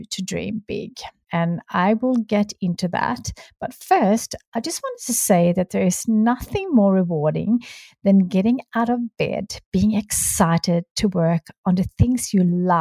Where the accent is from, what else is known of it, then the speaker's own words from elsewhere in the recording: Sweden; moved away; my home country being Sweden. I really wanted to be able to go home at least once a year to see my family